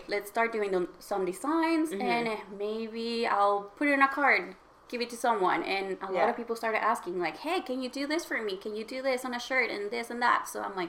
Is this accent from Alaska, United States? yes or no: yes; Alaska, United States; also born or lived in Mexico; now in Vancouver, Canada; I was born in Mexico, but I was raised in Alaska